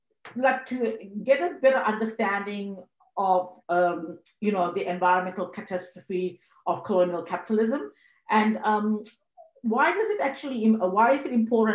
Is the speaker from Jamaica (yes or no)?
no; Zambia; also born or lived in Sri Lanka / Zimbabwe; now in Australia; I was born in Sri Lanka and I grew up in Africa. I grew up in Zambia and Zimbabwe, and before my family migrated to Australia